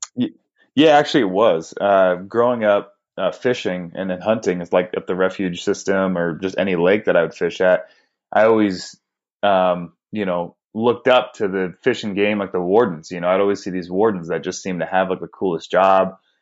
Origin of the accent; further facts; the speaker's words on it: Northern California, United States; moved away as an adult; now in Arizona, United States; I grew up in Northern California, born and raised